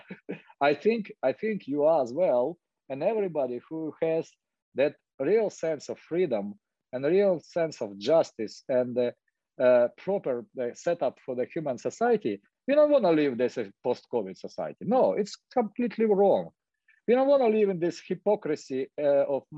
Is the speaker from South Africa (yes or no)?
no; Ukraine; English is a second language; moved away as an adult; also born or lived in Dnipropetrovsk, Ukraine / Moscow, Russia; now in Los Angeles, United States; I moved here 2008. I was born in Soviet Union and Ukraine. I was studying in Moscow in Dnipropetrovsk, in the big city in Ukraine.